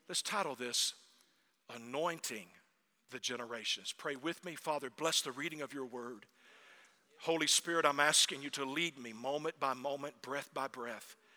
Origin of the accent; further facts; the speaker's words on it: North Germany, Germany; My family is Danish, but we grew up in North Germany.